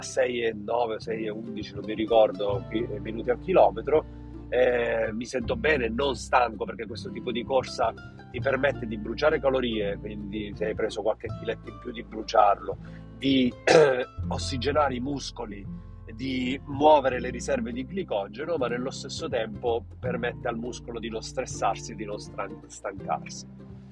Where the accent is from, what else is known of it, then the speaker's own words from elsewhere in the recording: Paternò, Sicily, Italy; quella di Paternò del mio paese